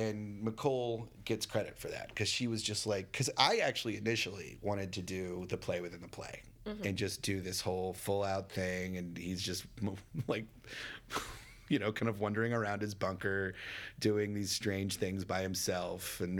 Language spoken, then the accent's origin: English; Dallas, Texas, United States; Yeah. I grew up in Dallas.